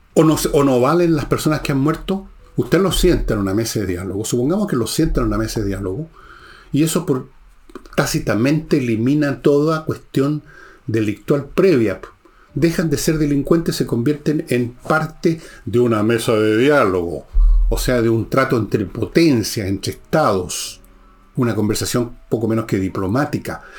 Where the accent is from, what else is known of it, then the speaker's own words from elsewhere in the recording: Chile; somos así los chilenos